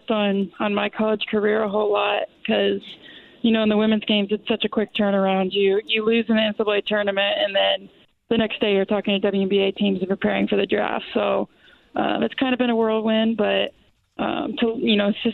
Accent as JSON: {"language": "English", "town": "Louisville", "region": "Kentucky", "country": "United States", "tie": "born or raised there", "said": "I grew up in Louisville"}